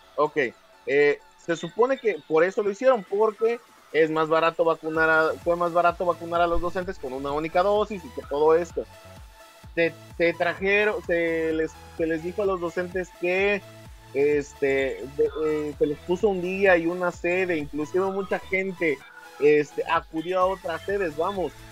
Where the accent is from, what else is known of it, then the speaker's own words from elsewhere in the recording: Mexico; como pinches mexicanos que somos